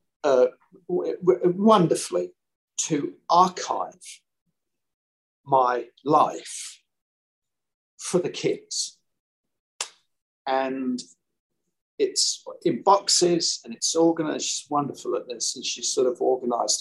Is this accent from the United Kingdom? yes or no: yes; London, United Kingdom; I'm originally from South London